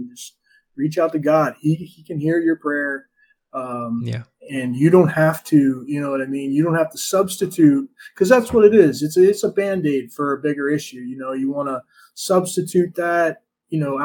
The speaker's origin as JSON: {"language": "English", "country": "United States", "tie": "born or raised there", "said": "growing up in America"}